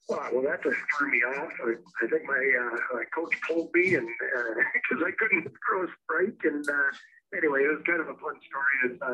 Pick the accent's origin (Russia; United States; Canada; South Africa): Canada; Osoyoos, British Columbia; now in Kelowna, Canada; I grew up in the Okanagan Valley in British Columbia, which is basically, there's a city called Kelowna. I grew up in Osoyoos. I live in Kelowna now